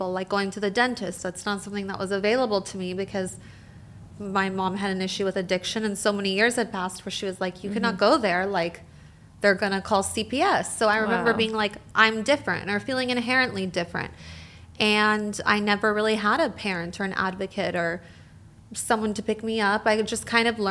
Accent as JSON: {"language": "English", "area": "Orange County", "region": "California", "country": "United States", "tie": "born or raised there", "said": "I grew up here in Orange County"}